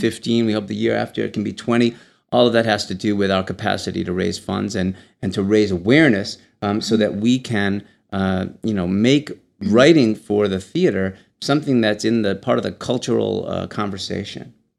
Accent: Michigan, United States; moved away; Michigan happens to be my home state

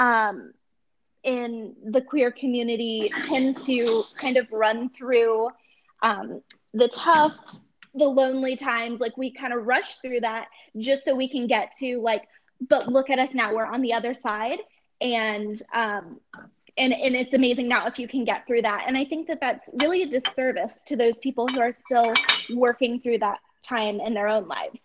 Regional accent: Ohio, United States; I am from Ohio, and I went to Ohio State.

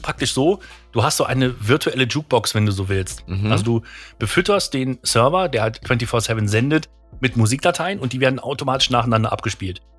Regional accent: Krefeld, North Rhine-Westphalia, Germany; bei uns in Krefeld

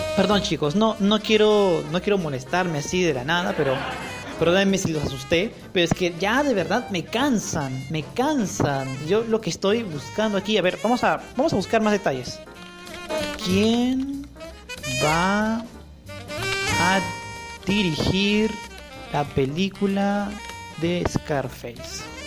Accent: Peru; Soy peruano

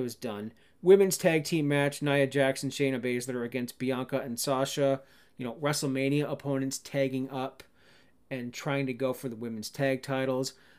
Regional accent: Cannington, Ontario, Canada; moved away; My hometown of Cannington, Ontario, Canada

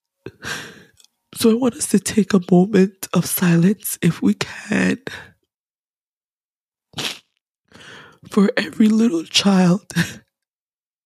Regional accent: Ghana; as a Ghanaian, as an African

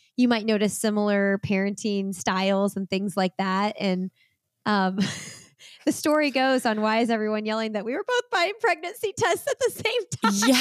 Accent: Bloomington, Indiana, United States; moved away as an adult; now in Raleigh, United States; I grew up in Bloomington, lived in Indianapolis for twenty years, eighteen years, something like that. And we packed up and moved to Raleigh, North Carolina about two years ago

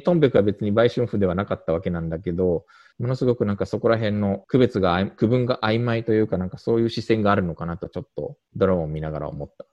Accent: Japan; also born or lived in South Korea; 日本生まれ韓国在住経験があり

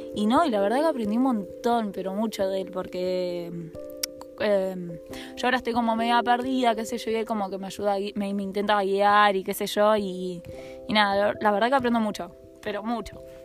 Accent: San Nicolás de los Arroyos, Buenos Aires Province, Argentina; now in Rosario, Argentina; nací en San Nicolás de los Arroyos

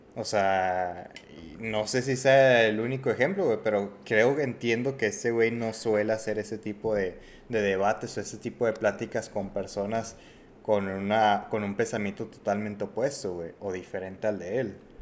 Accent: Mexico; nosotros, güey, como mexicanos

